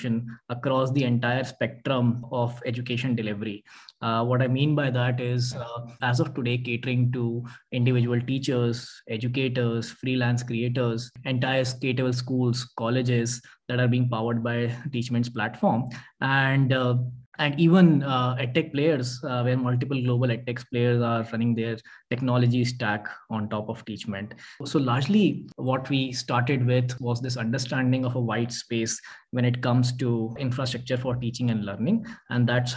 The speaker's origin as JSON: {"language": "English", "town": "Bhopal", "region": "Madhya Pradesh", "country": "India", "tie": "born or raised there", "also_born_or_lived": "Mumbai", "moved": "as an adult", "said": "born and brought up in Bhopal. That's my hometown. Did my entire schooling there."}